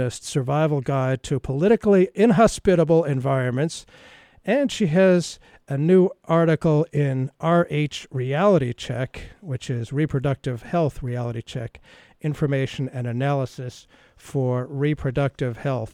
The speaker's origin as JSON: {"language": "English", "country": "United States", "tie": "born or raised there", "said": "as a boy growing up in America"}